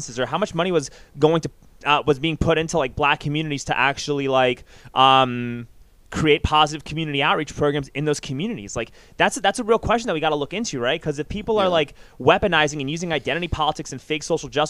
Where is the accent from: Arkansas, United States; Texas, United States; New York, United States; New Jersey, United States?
New York, United States; I grew up in New York. Like, I was in New York when all this shit was happening